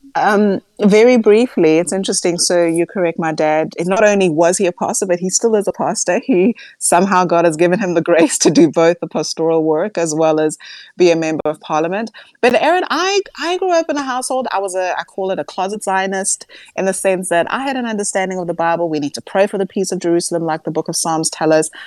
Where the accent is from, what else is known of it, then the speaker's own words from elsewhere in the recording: South Africa; as a South African